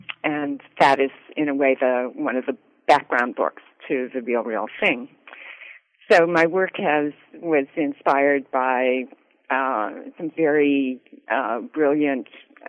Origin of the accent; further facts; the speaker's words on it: Canada; moved away as an adult; also born or lived in Winnipeg / Ottawa / London; now in United States; Born and raised in Canada. I lived in Winnipeg and Ottawa, and I went to McGill for my first degree, and then I went to Yale, and I've been in the States ever since